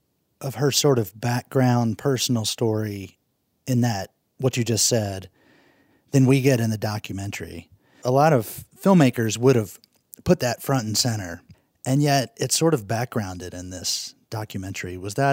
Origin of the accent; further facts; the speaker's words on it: United States; Anyone who grew up in Appalachia knows strong women. Growing up near the Virginia-West Virginia state line